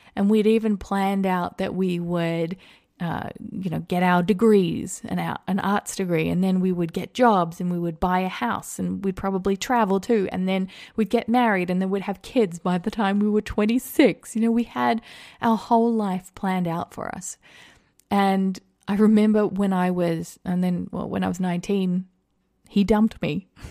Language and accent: English; Australia; moved away as an adult; now in United States; I grew up in Australia